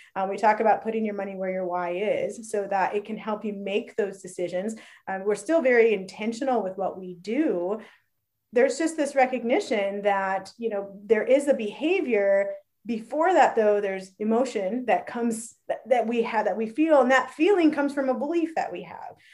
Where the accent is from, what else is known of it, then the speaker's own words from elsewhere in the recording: Phoenix, Arizona, United States; we realized we're both from Phoenix